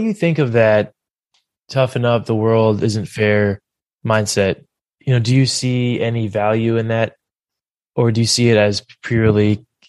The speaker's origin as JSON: {"language": "English", "town": "Philadelphia", "region": "Pennsylvania", "country": "United States", "moved": "yes", "lives_now": "West Coast, United States", "said": "I'm from Philadelphia."}